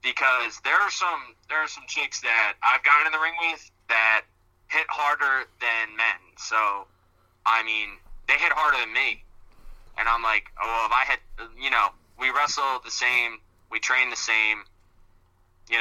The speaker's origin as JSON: {"language": "English", "town": "Glassboro", "region": "New Jersey", "country": "United States", "tie": "born or raised there", "said": "in Glassboro, New Jersey, my hometown"}